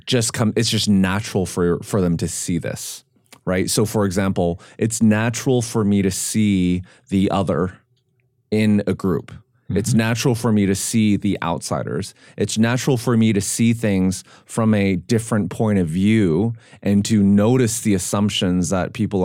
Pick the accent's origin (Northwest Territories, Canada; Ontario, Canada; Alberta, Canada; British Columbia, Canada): British Columbia, Canada; Vancouver; now in Nashville, United States; Growing up in Vancouver, I was not a visible minority in general. In my high school, there were more non-Asians. There were more Asians than non-Asians.